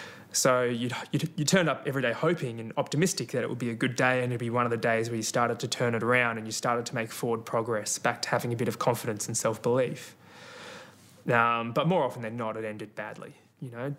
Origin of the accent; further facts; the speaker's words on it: Melbourne, Victoria, Australia; I grew up in North Baldwin in Victoria, and Box Hill Athletics Club was my local track